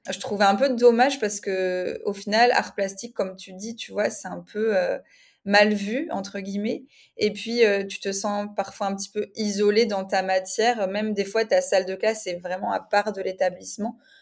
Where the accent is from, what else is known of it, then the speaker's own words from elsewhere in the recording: France; moved away as an adult; now in Spain; je suis française